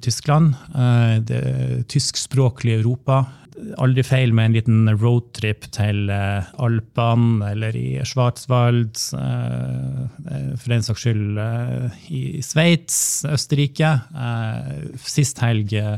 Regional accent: Vesterålen, Nordland, Norway; also born or lived in Berlin, Germany; now in Bodø, Norway; oppe i Vesterålen, der jeg kommer ifra

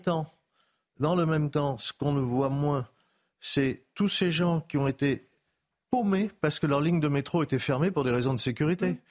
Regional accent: Paris, Île-de-France, France; moi, je suis né à Paris

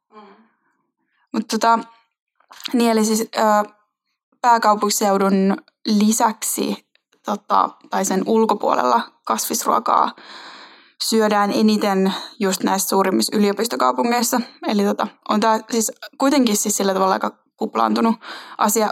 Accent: Finland; tuosta radan varresta lähet, aika lähet Helsinkiin

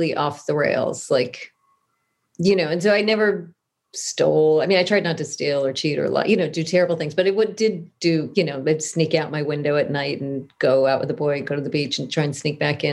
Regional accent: Southern California, United States; I grew up in Southern California

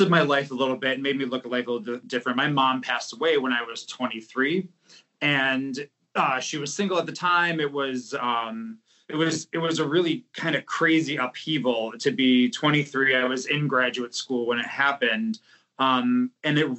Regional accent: Buffalo, New York, United States; moved away as an adult; also born or lived in Depew, New York / West Lafayette, Indiana; now in New York City, United States; I grew up in Buffalo, New York, where snow was invented

